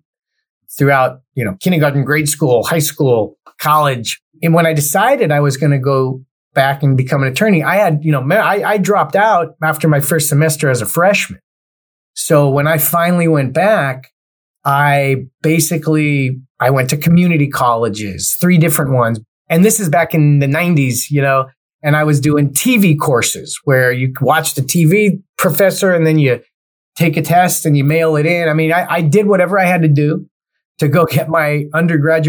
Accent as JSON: {"language": "English", "town": "Cerritos", "region": "California", "country": "United States", "tie": "born or raised there", "also_born_or_lived": "Los Angeles, California", "said": "I grew up in a city called Cerritos, California, which is right on the outskirts of L.A. County and Orange County"}